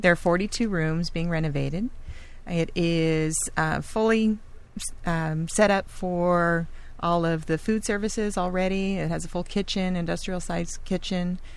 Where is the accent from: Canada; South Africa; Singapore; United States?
United States; Laguna Beach, California; I'm a Laguna native. I was born and raised in Laguna Beach